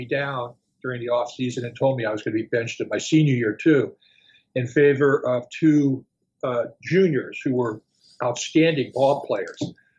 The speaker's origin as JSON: {"language": "English", "town": "Akron", "region": "Ohio", "country": "United States", "tie": "born or raised there", "said": "Kent State was about 12 miles northeast of Akron"}